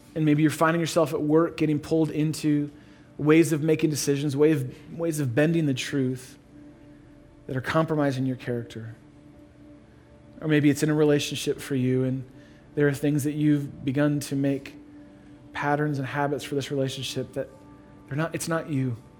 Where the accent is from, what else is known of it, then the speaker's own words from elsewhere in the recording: Chicago, Illinois, United States; moved away as an adult; also born or lived in Atlanta; We're from Chicago